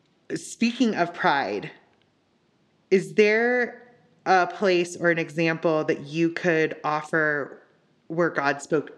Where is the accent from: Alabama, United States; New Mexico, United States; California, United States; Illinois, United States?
California, United States; Southern; I was raised in Southern California